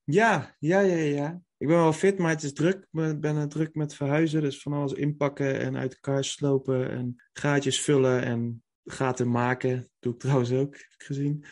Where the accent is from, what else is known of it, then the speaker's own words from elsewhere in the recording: North Brabant, Netherlands; we komen natuurlijk uit Brabant